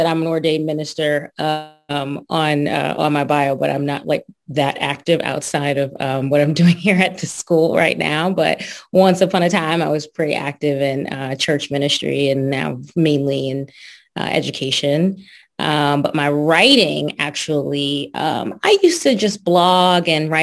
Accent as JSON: {"language": "English", "town": "East Brunswick", "region": "New Jersey", "country": "United States", "tie": "born or raised there", "said": "I grew up in East Brunswick, New Jersey"}